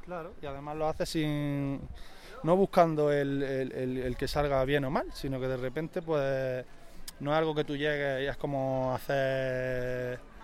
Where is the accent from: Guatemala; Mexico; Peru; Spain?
Spain; Granada, Andalusia; yo que soy de Andalucía, pues coincide que soy un apasionado de, de mi tierra y del flamenco